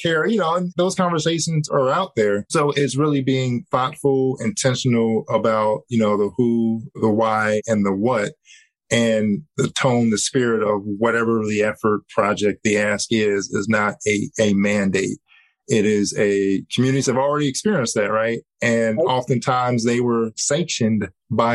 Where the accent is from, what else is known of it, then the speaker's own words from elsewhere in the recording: Cincinnati, Ohio, United States; Cincinnati, my hometown